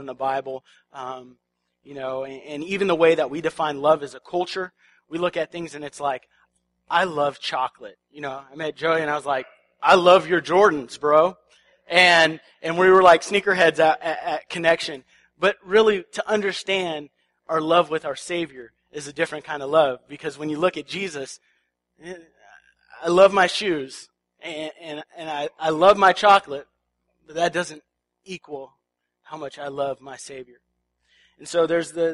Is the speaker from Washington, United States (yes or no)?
yes; Washington, United States; We're from the Pacific Northwest. We're from Washington.